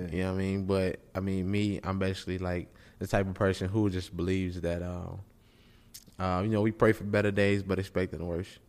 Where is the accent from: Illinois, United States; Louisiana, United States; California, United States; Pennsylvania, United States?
Illinois, United States; Chicago; I'm from Chicago